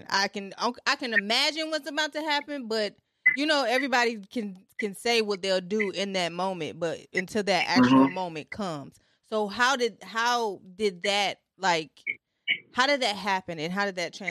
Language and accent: English; Franklin, Tennessee, United States; okay, yeah, I was raised